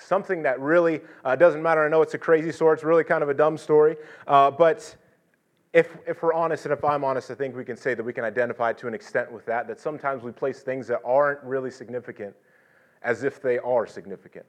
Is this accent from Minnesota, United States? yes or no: no; California, United States; I am just from California. I've spent most of my life in California